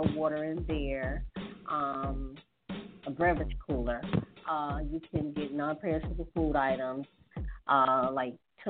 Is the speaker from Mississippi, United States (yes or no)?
yes; Hattiesburg, Mississippi, United States; my hometown of Hattiesburg